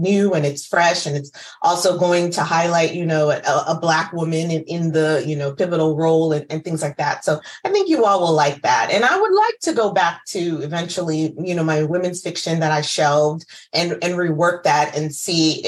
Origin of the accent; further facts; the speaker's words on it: United States; I'm first generation Ghanaian American